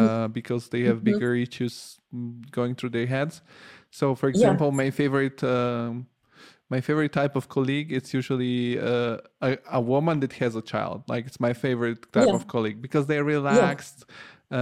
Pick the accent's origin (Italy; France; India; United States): Italy; moved away; I grew up in Italy.